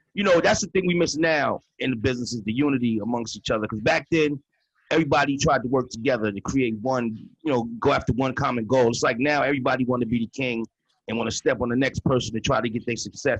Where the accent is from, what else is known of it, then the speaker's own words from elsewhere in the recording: New York, United States; I'm from New York